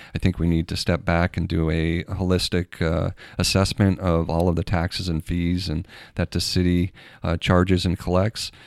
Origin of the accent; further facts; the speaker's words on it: Castleton, Vermont, United States; moved away as an adult; now in Carnation, United States; I grew up in New England and, uh, Vermont